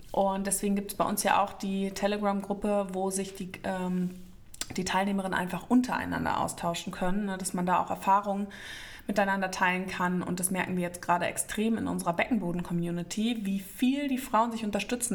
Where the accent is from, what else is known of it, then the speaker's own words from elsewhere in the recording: Northern Germany, Germany; now in Frankfurt, Germany; bin ja ein gebürtiges Nordlicht